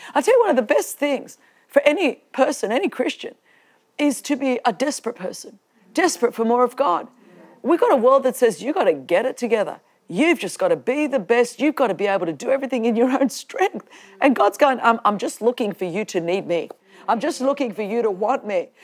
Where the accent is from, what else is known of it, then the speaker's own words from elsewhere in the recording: Australia; I'm Australian